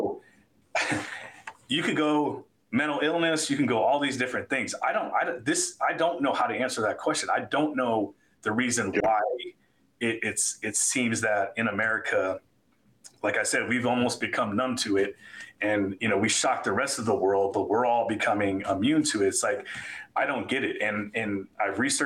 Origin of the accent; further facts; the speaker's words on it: South Florida, United States; moved away; I grew up in South Florida